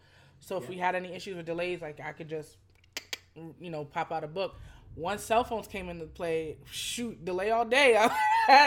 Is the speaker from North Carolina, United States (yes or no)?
no; New York City, New York, United States; when you from New York, you know, when you from Brooklyn